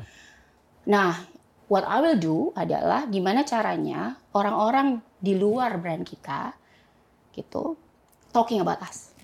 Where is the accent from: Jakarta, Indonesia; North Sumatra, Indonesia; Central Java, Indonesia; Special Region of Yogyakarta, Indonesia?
Jakarta, Indonesia; saya uh, lahir di Jakarta Pak, ya. gitu. Um, kemudian eh, saya SM, ya saya di Jakarta aja